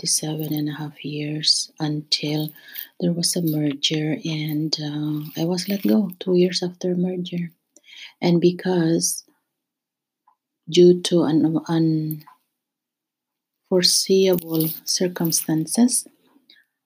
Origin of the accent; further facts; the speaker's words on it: Philippines; moved away as an adult; now in Canada; I will always be a Filipino